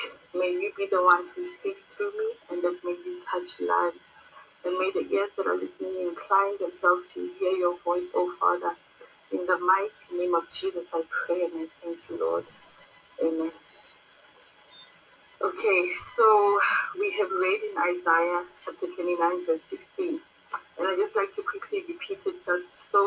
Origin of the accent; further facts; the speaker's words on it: South Africa; I am from South Africa.